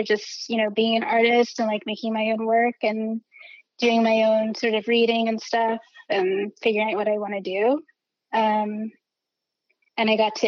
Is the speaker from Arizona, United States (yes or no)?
no; a suburb outside of Philadelphia, Pennsylvania, United States; moved away as an adult; now in New York, United States; I grew up in a suburb outside of Philly